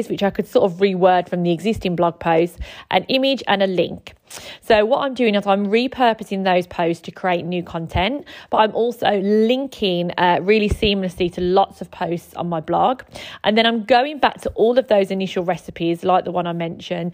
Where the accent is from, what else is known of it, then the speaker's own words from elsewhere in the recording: Birmingham, West Midlands, United Kingdom; If you can't tell from my accent, I am from Birmingham.